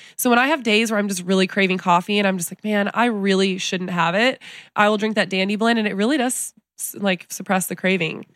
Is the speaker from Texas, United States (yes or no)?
yes; San Antonio, Texas, United States; also born or lived in Telluride, Colorado; I was born in San Antonio, Texas, but I grew up back and forth between Texas and Colorado, a little town called Telluride